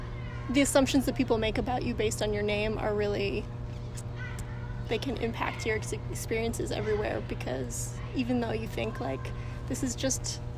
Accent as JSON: {"language": "English", "region": "Massachusetts", "country": "United States", "tie": "born or raised there"}